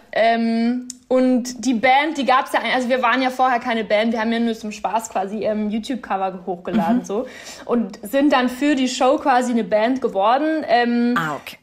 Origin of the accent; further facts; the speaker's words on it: Bavaria, Germany; moved away as an adult; now in Berlin, Germany; Also ich könnte mir jetzt auf keinen Fall mehr vorstellen, in Bayern in meinem kleinen Dorf da zu leben